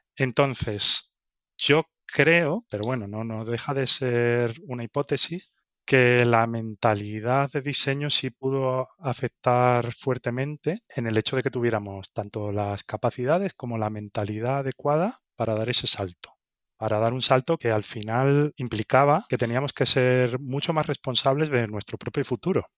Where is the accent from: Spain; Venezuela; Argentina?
Spain; Seville, Andalusia; moved away as an adult; also born or lived in Barcelona / Berlin / Madrid; Nací en Sevilla, en España, y bueno, estudié allí